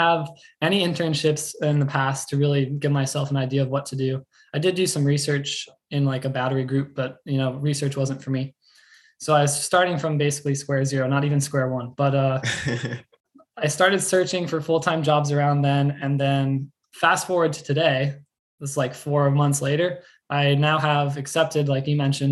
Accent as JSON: {"language": "English", "region": "Central Florida", "country": "United States", "tie": "born or raised there", "said": "I grew up in Central Florida, you know, just a little bit north of Orlando"}